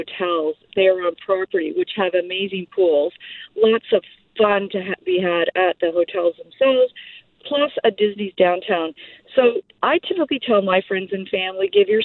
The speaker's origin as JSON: {"language": "English", "country": "Canada", "said": "being Canadian"}